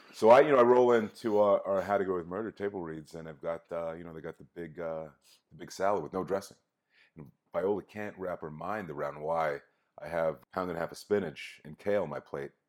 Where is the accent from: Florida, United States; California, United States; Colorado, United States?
California, United States; Inglewood; growing up in Inglewood in L